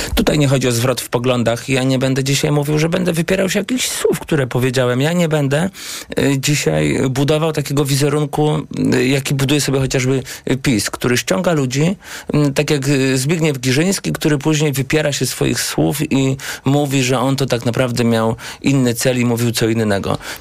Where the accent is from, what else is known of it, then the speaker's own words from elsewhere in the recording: Błaszki, Łódź Voivodeship, Poland; u nas w Błaszkach, gdzie byłem radnym